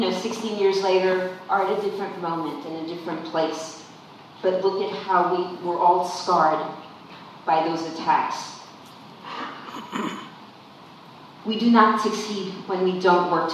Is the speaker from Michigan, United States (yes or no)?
no; San Antonio, Texas, United States; I'm also from the West Side